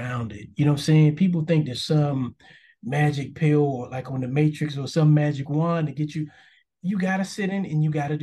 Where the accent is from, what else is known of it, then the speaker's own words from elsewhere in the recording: New York City, New York, United States; I grew up in Harlem, first 10 years of my life